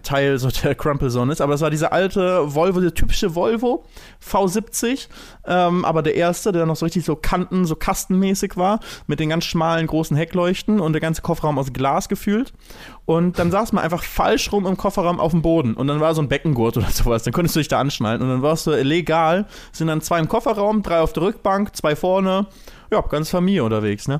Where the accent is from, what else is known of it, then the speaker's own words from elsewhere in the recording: Lübeck, Schleswig-Holstein, Germany; now in Cologne, Germany; Wenn ich immer zurück in meine Heimatstadt ne, nach Lübeck gehe